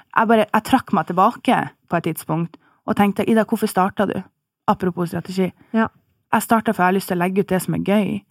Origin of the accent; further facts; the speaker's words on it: Bodø, Nordland, Norway; now in Oslo, Norway; jeg bor i Oslo, eh, og opprinnelig fra Bodø